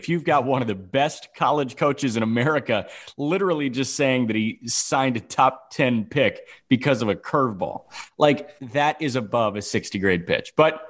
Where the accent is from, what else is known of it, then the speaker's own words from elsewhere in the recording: Chicago, Illinois, United States; I'm from the Chicagoland area.